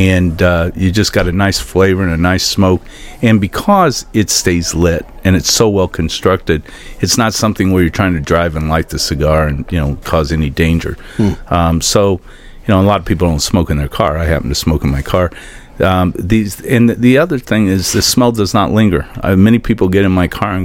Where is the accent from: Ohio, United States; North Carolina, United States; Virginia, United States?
Ohio, United States; Cleveland; now in Venice, Florida, United States; I grew up in Cleveland, actually, but haven't been back for really about 25, 30 years